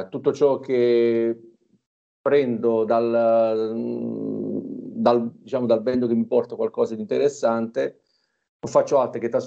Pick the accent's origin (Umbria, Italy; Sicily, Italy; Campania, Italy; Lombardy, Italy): Campania, Italy; Torre del Greco; Io sono napoletano, nativo di Torre del Greco, una cittadina al centro del Golfo di Napoli, che abbiamo un panorama stupendo